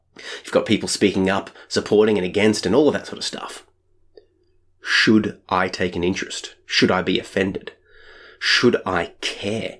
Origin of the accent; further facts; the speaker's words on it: Australia; I'm Australian